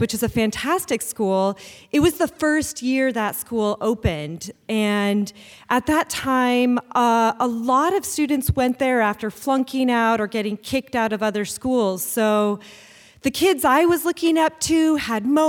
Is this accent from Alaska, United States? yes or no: yes; Anchorage, Alaska, United States; I grew up here in Anchorage